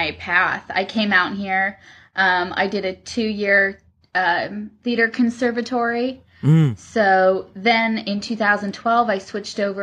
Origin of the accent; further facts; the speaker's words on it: Wisconsin, United States; moved away as an adult; now in Los Angeles, United States; I'm originally from Wisconsin